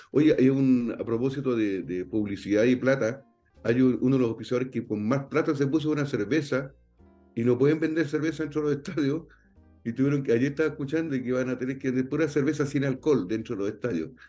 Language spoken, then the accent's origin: Spanish; Chile; yo soy chileno.